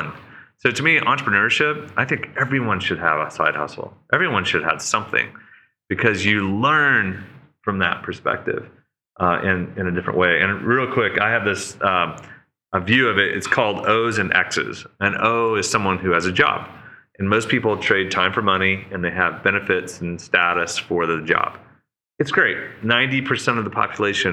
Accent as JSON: {"language": "English", "region": "Oklahoma", "country": "United States", "moved": "yes", "said": "we're farmers from Oklahoma, and we're just renting across the street"}